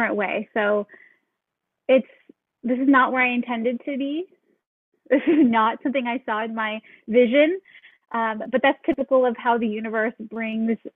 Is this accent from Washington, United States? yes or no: yes; Seattle, Washington, United States; moved away as an adult; now in Hawaii, United States; We are from Seattle